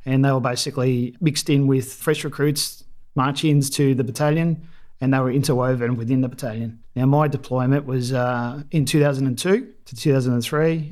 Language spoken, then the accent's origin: English; Melbourne, Victoria, Australia; also born or lived in Dandenongs; I grew up in Melbourne, northern suburbs.